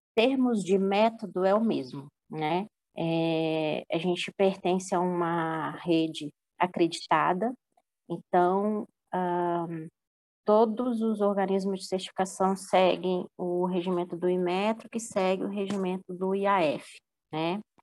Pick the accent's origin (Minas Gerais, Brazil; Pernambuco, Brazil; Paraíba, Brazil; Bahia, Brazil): Minas Gerais, Brazil; now in São Paulo, Brazil; Eu sou de Minas, minha família toda é de Minas